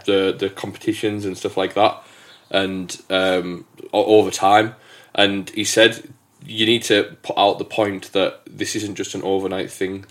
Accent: England, United Kingdom; also born or lived in Hamilton, Scotland; I'm the Englishman

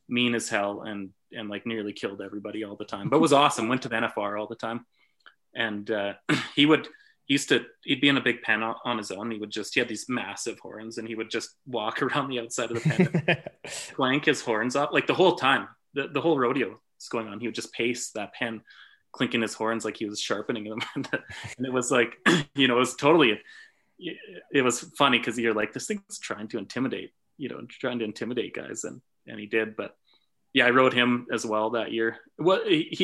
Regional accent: Canada; growing up in Canada

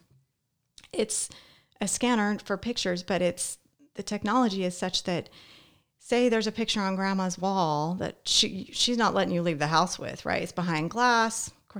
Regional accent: Las Vegas, Nevada, United States; When I was growing up in Las Vegas, I mentioned I had a lot of family around.

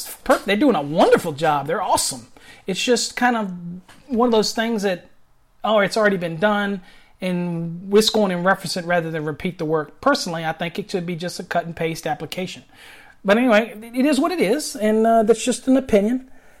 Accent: Virginia, United States; now in Texas, United States; You got to remember, I came to Texas, but yeah, I'm from Virginia, you know, and everybody enunciates better out here in Texas, even though it has a little drawl on it.

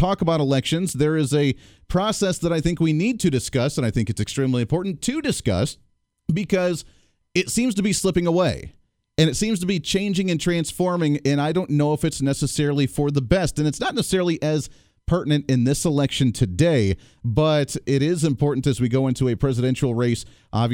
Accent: Colorado, United States; moved away; my home state, coming from the Bailey area, Colorado Springs area

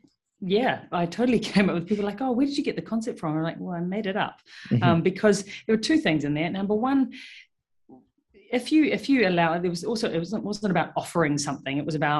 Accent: New Zealand; moved away as an adult; now in Melbourne, Australia; I moved to Melbourne 6 years ago, 2015, and started my career as a vet over here. And I moved from New Zealand

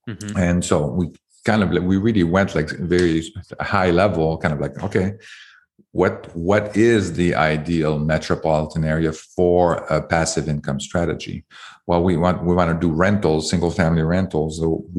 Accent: Canada; now in United States; I came from Canada, and it's very hard to do that in Canada.

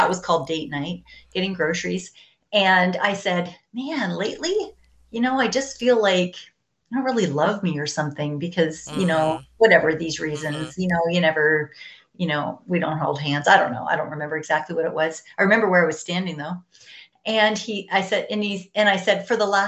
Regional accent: Ontario, Canada; So I was born in Ontario. I'm from Canada. I was born on a farm, or I was raised on a farm

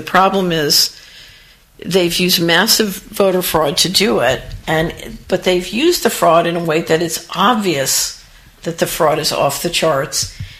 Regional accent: Philadelphia, Pennsylvania, United States; because I grew up in Philadelphia, and my first boyfriend's father was a ward leader

